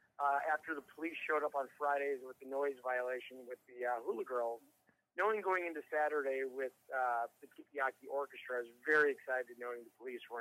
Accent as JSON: {"language": "English", "town": "Chicago", "region": "Illinois", "country": "United States", "moved": "yes", "lives_now": "California, United States", "said": "I'm from Chicago. I moved to California years ago"}